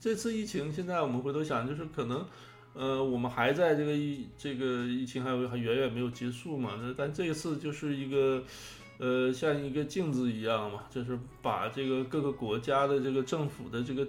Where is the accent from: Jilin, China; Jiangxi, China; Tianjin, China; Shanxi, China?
Jilin, China; Jilin City; 中国就是，你就比如说现在这个中国新热点到我的家乡了，哈，是从你的家乡到我家乡，那吉林市成为新热点了。